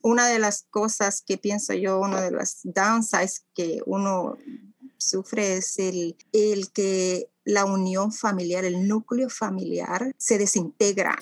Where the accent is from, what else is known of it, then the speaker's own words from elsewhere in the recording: Ciudad Delgado, San Salvador, El Salvador; now in Canada; Yo nací en El Salvador